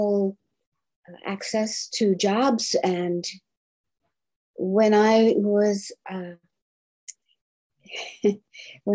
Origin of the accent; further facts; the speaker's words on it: Bermuda; moved away as an adult; also born or lived in New York / Boston / Chicago / Cincinnati; now in United States; grew up in the British colony of Bermuda, the islands, and moved to New York, in Boston, Chicago, Cincinnati